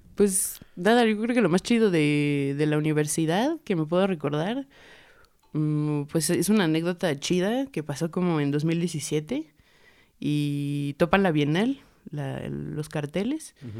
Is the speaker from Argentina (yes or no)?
no; Puebla, Mexico; also born or lived in State of Mexico; nací en el Estado de México en el 96 y llegué en el 2000 a Puebla